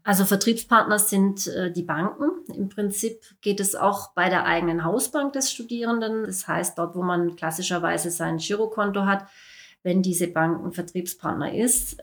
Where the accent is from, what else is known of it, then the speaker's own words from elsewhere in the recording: Baden-Württemberg, Germany; Hier bei uns im Ländle